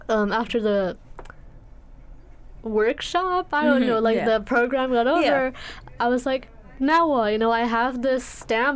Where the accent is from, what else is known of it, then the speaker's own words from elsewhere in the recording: India; moved away; I grew up in India